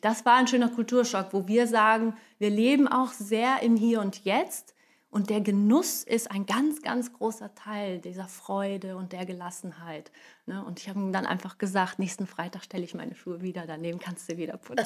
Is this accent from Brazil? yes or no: yes; Brazil; moved away; als Brasilianerin